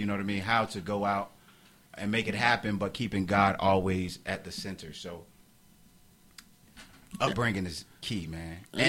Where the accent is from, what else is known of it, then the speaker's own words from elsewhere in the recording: Miami, Florida, United States; moved away as an adult; also born or lived in Washington, D.C.; born and raised in Miami. Moved from Miami to Washington, D.C. to attend Howard University.